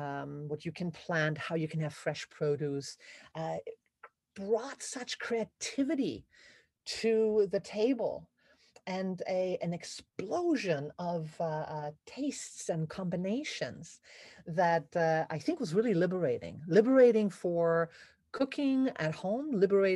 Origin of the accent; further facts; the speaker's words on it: Germany; I grew up in Germany